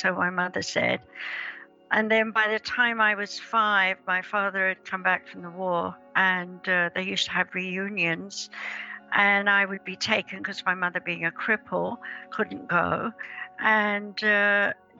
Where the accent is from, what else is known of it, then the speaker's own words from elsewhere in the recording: England, United Kingdom; I was born in England in 1942 on Midsummer's Day